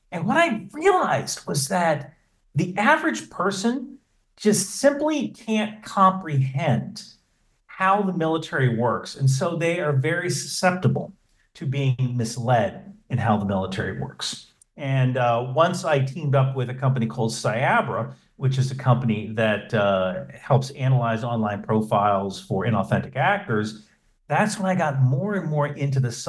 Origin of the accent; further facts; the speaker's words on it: New Jersey, United States; so I, I grew up in New Jersey.